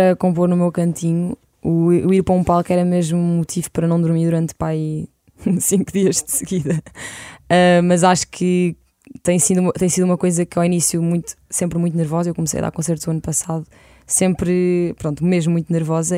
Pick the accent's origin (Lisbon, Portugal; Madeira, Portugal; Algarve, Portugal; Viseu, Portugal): Lisbon, Portugal; eu cresci em Lisboa